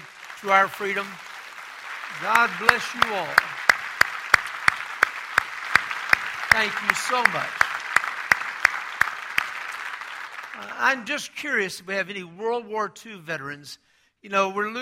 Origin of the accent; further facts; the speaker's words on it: Texas, United States; I'm from Texas